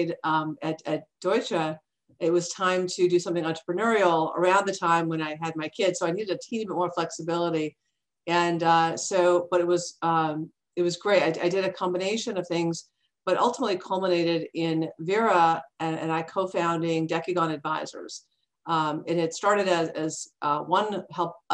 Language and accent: English; Mississauga, Ontario, Canada; moved away as an adult; now in United States; Toronto, just outside of the Toronto area, and in Mississauga.